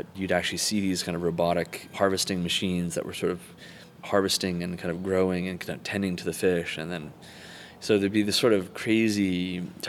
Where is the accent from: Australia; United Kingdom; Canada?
Canada; Calgary, Alberta; now in San Francisco, United States; I grew up in Canada, just outside of Calgary